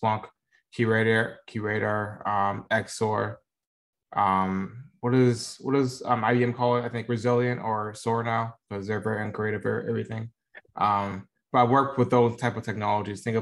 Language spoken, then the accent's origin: English; Tampa, Florida, United States; moved away as an adult; also born or lived in Dover, Florida; now in Dallas, United States; I'm from Tampa, Florida. I lived there for the majority of my life. So I would say probably maybe 16 years. I moved to Dallas, Texas, back during COVID